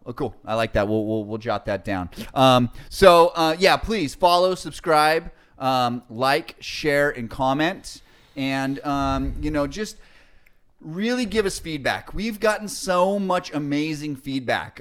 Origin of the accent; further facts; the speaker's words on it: Salt Lake City, Utah, United States; now in California, United States; I remember growing up in Salt Lake City